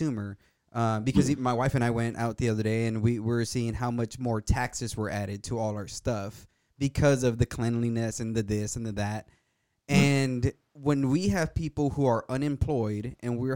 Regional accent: the Valley, Texas, United States; I'm from the Valley, bro. I've seen people hung on a bridge. When I was in college, there was a shootout between the cartel and the Border Patrol

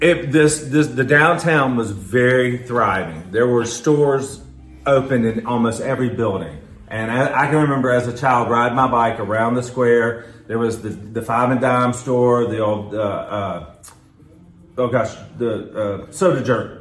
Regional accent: Quincy, Florida, United States; also born or lived in Atlanta / Tallahassee; I grew up in Quincy

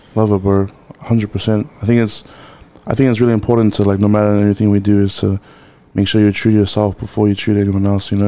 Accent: Auckland, New Zealand

